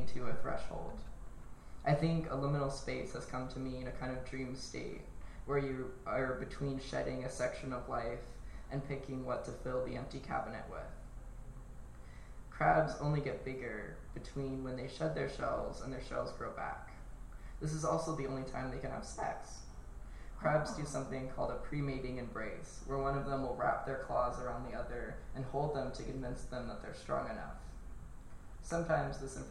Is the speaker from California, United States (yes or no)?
yes; California, United States; the end of the street I grew up on in California